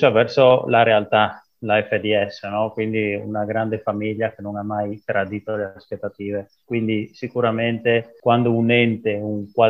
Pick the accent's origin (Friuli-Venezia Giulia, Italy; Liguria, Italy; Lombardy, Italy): Friuli-Venezia Giulia, Italy; Cusignacco; vengo da Cusignacco, piccolo paese vicino a Udine.